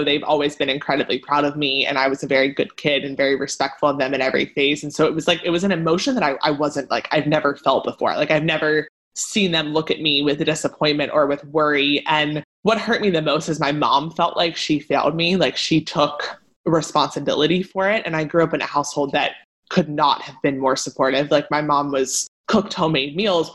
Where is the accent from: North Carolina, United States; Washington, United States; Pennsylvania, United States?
Pennsylvania, United States; Like Elle and I grew up in Pennsylvania